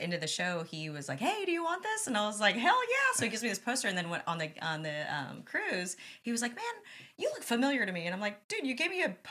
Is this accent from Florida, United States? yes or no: no; Texas, United States; I'm from Texas